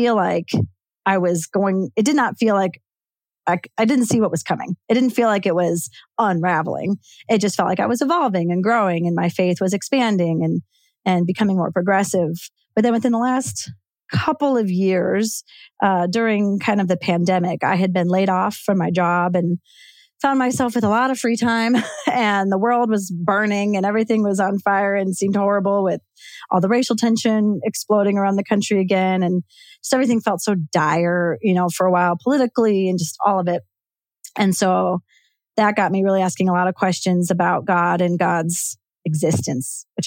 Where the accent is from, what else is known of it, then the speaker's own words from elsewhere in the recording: suburbs of Chicago, Illinois, United States; moved away as an adult; now in Spokane, United States; I grew up in the Midwest in the suburbs of Chicago.